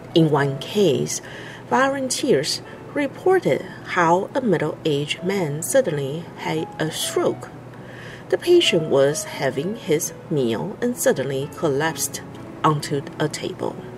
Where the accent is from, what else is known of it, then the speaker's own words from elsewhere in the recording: Taiwan; I am from Taiwan.